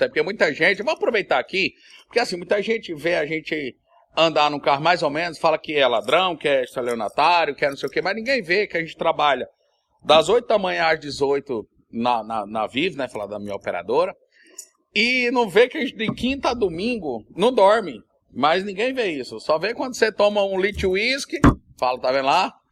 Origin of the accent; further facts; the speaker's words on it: Recife, Pernambuco, Brazil; sou de Recife, né?